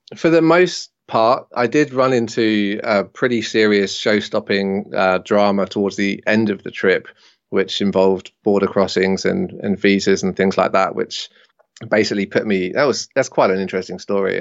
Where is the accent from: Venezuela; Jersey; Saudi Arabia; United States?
Jersey; moved away as an adult; So I decided to go home to Jersey, where I am now